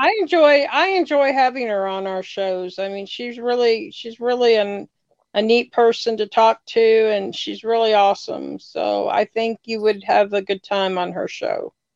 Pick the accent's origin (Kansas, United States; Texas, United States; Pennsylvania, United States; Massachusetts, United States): Kansas, United States; moved away; I'm from Kansas originally, so I was not very far from Kansas City